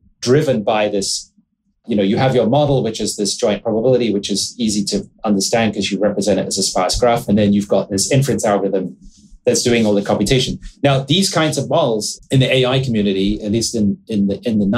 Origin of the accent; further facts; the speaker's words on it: England, United Kingdom; I grew up in England.